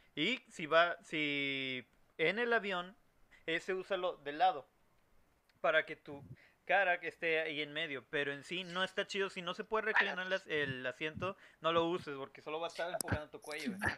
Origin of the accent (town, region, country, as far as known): Mexico